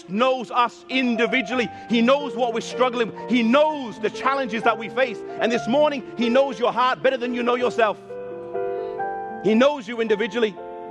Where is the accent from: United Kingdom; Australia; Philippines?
United Kingdom; England; I'm half Icelandic and half Mauritian, though I was born in England